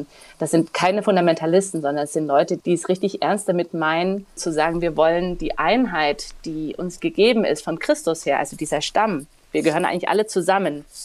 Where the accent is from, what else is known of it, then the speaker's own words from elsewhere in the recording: Dresden, Saxony, Germany; moved away as an adult; also born or lived in Asunción, Paraguay; Ich komme aus Dresden gebürtig